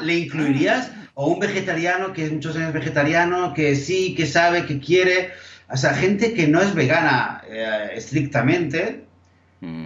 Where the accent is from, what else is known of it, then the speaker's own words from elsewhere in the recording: Barcelona, Catalonia, Spain; creciendo en Barcelona